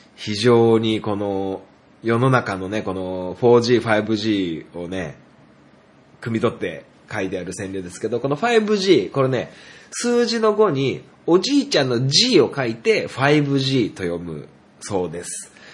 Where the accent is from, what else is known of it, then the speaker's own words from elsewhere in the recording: Niigata, Japan; 僕は新潟県で育って